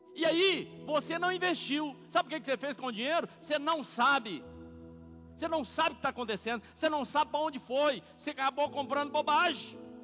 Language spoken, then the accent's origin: Portuguese; Corinto, Minas Gerais, Brazil; moved away; also born or lived in São Paulo; Minha cidade se chama Corinto